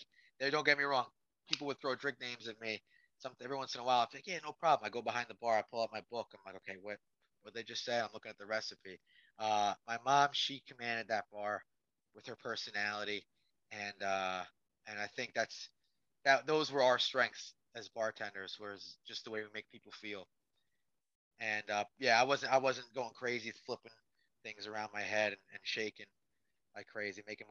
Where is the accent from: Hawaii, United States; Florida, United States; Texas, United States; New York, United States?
New York, United States; being a New Yorker